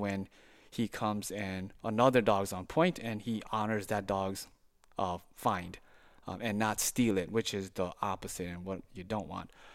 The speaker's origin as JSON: {"language": "English", "town": "Saint Paul", "region": "Minnesota", "country": "United States", "tie": "born or raised there", "moved": "as an adult", "lives_now": "St. Francis, United States", "said": "I was born and raised in Saint Paul, uh, for much of my life"}